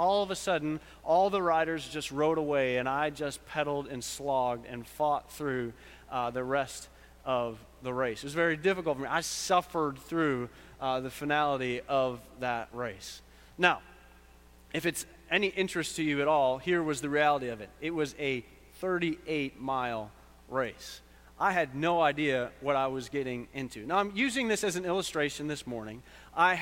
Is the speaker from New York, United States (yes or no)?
yes; Buffalo, New York, United States; moved away; also born or lived in Clemson, South Carolina; I'm from Buffalo, New York.